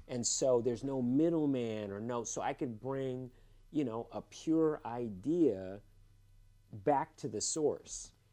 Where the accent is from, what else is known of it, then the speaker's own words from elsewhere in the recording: Los Angeles, California, United States; also born or lived in Cupertino, California; I went to UCLA. I grew up in Los Angeles